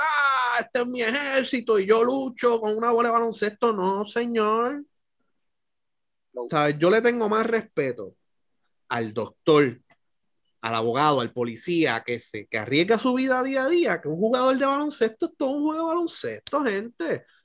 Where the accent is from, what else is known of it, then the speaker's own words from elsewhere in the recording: Puerto Rico; nosotros como puertorriqueños